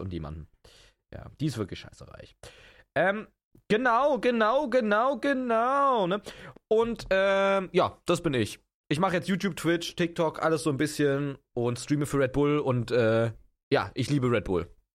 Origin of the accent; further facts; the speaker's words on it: Potsdam, Brandenburg, Germany; ich komme aus Potsdam. Das ist in Brandenburg, das ist eine äh, geile Gegend. Ähm, da bin ich aufgewachsen